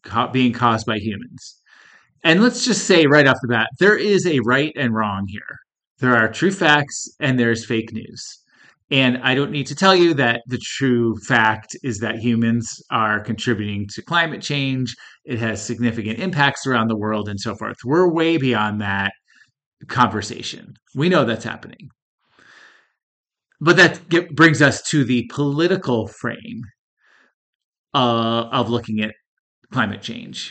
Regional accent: Northeast, United States; now in Colorado, United States; I grew up in the Northeast where it's dreary and cold almost all year round, and I moved out to this warm, dry, sunny climate

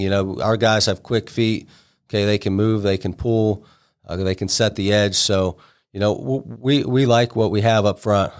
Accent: Alliance, Ohio, United States; moved away as an adult; now in Cambridge, United States; originally I'm from Alliance up near the Canton area

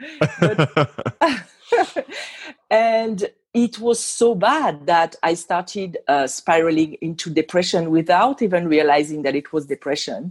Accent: Île-de-France, France; English is a second language; also born or lived in Normandy, France; now in Las Vegas, United States; I'm not from here. I'm originally from France

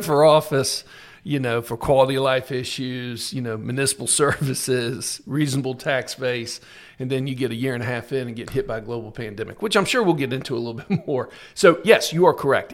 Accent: Tallahassee, Florida, United States; also born or lived in Miami; I'm from Tallahassee. I was raised in Tallahassee, but I'm actually born in Miami

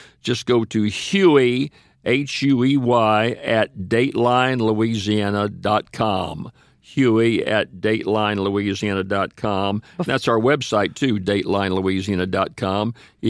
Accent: St. Louis, Missouri, United States; now in Louisiana, United States; Right. I came down here from St. Louis, came into North Louisiana, a little town of Faraday.

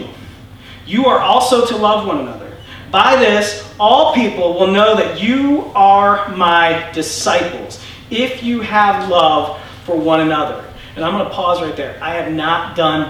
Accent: United States; I'm American

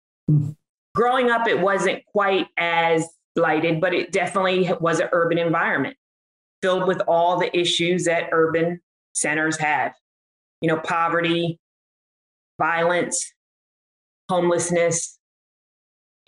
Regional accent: Trenton, New Jersey, United States; I am from Trenton, New Jersey

